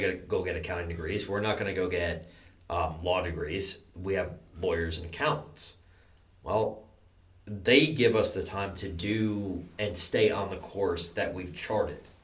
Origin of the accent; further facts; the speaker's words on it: New York, United States; I'm from New York. I'm a Yankee.